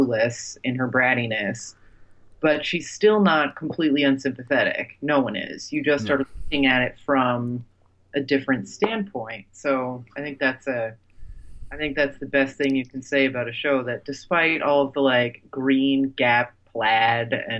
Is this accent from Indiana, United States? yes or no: no; New Jersey, United States; I'm from Jersey